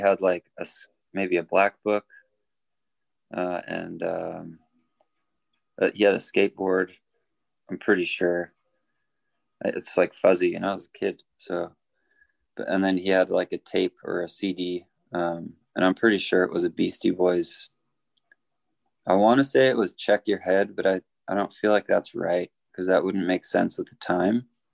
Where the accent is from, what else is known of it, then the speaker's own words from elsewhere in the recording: Norway; now in Southern California, United States; I was born in Norway